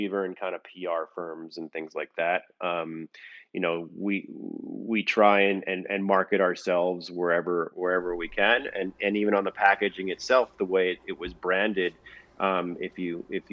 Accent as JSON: {"language": "English", "area": "Long Island", "region": "New York", "country": "United States", "tie": "born or raised there", "also_born_or_lived": "Manhattan, New York / Eaton, New York", "said": "I grew up in Long Island."}